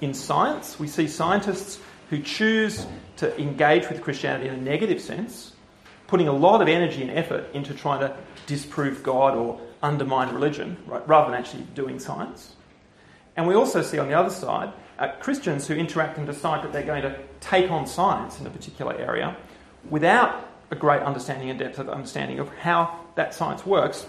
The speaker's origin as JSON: {"language": "English", "town": "Canberra", "region": "Australian Capital Territory", "country": "Australia", "tie": "born or raised there", "also_born_or_lived": "Oxford, United Kingdom", "moved": "as an adult", "lives_now": "Perth, Australia", "said": "I grew up in Canberra, so I'm Australian"}